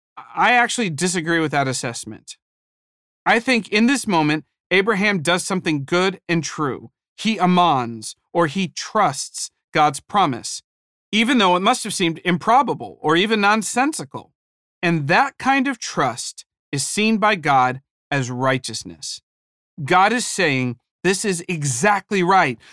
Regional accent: Ohio, United States; moved away; I was from Ohio

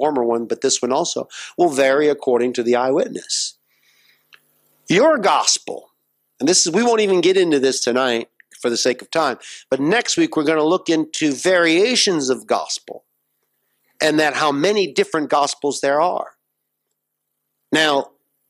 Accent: United States; as an American

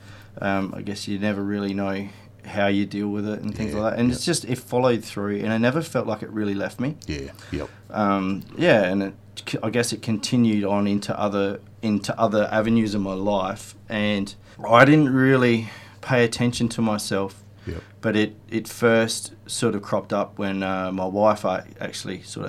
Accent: Port Lincoln, South Australia, Australia; I'm from Port Lincoln

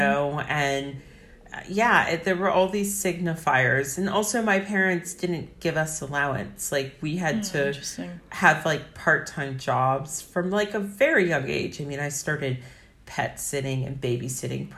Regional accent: Northern Virginia, United States; I grew up in Northern Virginia in a very affluent area.

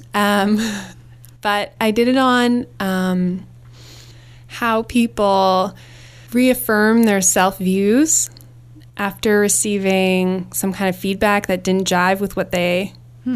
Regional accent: Winnipeg, Manitoba, Canada; moved away as an adult; I grew up in Winnipeg, Manitoba

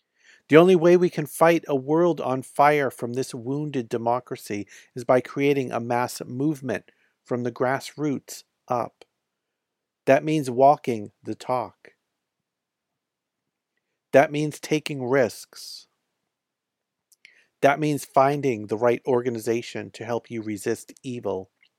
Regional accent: California, United States; After nearly a year on the road, I came back to California to wrap up the tour in my home state

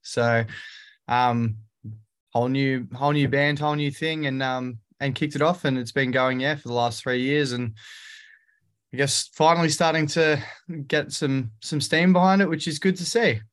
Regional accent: Australia; I'm the singer from Aussie pop punk band …

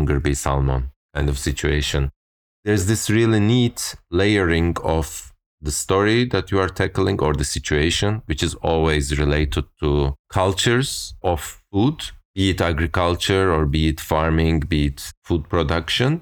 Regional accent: Turkey; growing up in Turkey, you end up like primary school is like years of memorizing this

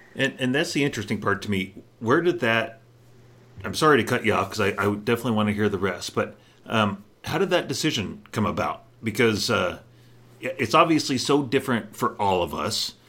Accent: Colorado, United States; I'm from Colorado.

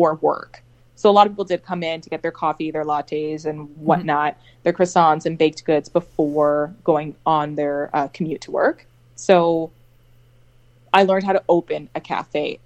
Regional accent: Toronto, Ontario, Canada; moved away as an adult; also born or lived in New York City; I was born and raised in Toronto

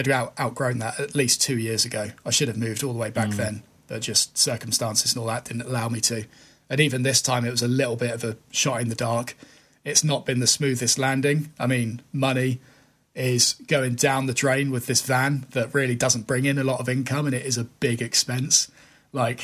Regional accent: United Kingdom; as a Brit

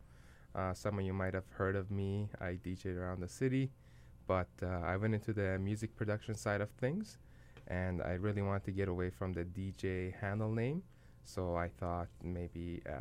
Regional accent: Iran; now in Winnipeg, Canada; I was born in Iran

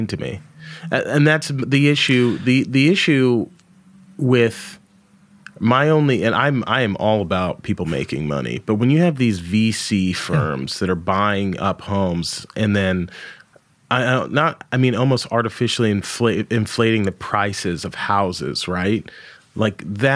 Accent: Paris, Texas, United States; moved away; I was born in Paris, Texas

